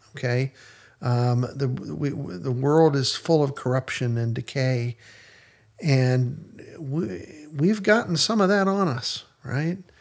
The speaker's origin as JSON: {"language": "English", "region": "Western Pennsylvania", "country": "United States", "tie": "born or raised there", "said": "when I was growing up in Western Pennsylvania"}